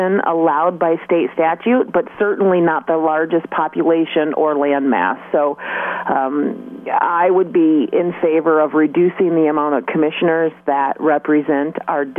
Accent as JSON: {"language": "English", "town": "Delta Township", "region": "Michigan", "country": "United States", "tie": "born or raised there", "lives_now": "Mulliken, United States", "said": "I was raised in Delta Township, so I grew up right off Kreitz Road between Saginaw and Willow. So I'm from that area"}